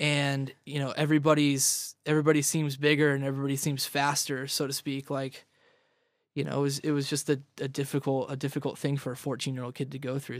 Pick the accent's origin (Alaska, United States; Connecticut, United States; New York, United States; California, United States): California, United States; Ridgecrest; also born or lived in Vista / San Diego; I'm from Vista, but originally I grew up, um, like, east of L A, northeast of L A in this little town called Ridgecrest